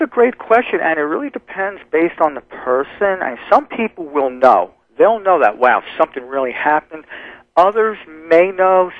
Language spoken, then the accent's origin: English; New Jersey, United States; moved away; also born or lived in New York; I, I was born in New York, but I grew up in New Jersey